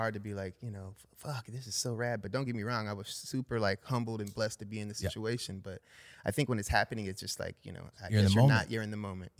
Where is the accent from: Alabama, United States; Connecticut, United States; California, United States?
California, United States; San Fernando Valley; San Fernando Valley, born and raised.